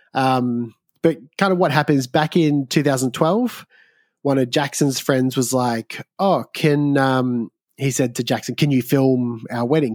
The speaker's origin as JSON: {"language": "English", "region": "Southeast Victoria", "country": "Australia", "tie": "born or raised there", "said": "I grew up in Southeast Victoria"}